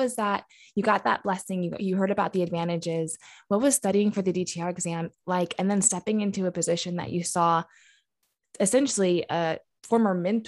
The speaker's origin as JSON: {"language": "English", "region": "New York", "country": "United States", "also_born_or_lived": "Pennsylvania", "lives_now": "Missouri, United States", "said": "I'm from New York and Pennsylvania, and I'm in Missouri now"}